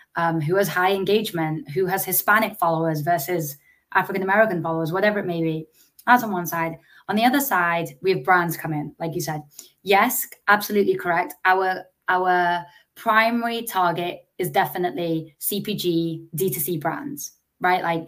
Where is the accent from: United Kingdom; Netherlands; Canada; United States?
United Kingdom; England; Growing up in England